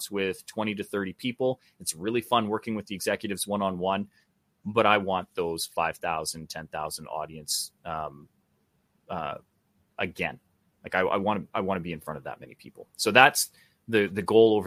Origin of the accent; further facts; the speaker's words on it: Canada; just being a Canadian